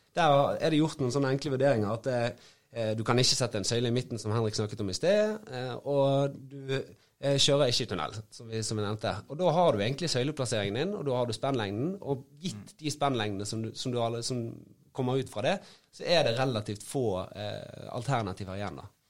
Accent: Bergen, Vestland, Norway; som bergenser

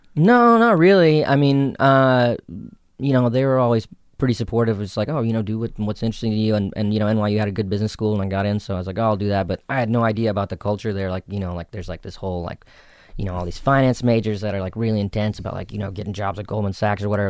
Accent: South Carolina, United States; accent: Southern; moved away; also born or lived in New York; I grew up in South Carolina, so I actually had like a really thick, you know, Southern accent growing up

